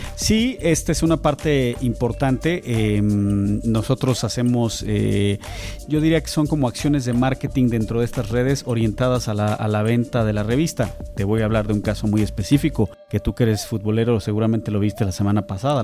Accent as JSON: {"language": "Spanish", "country": "Mexico", "said": "esta dualidad que tenemos como mexicanos"}